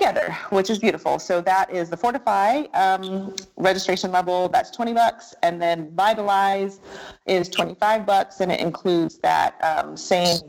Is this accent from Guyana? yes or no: no; Germany; moved away; I grew up in Germany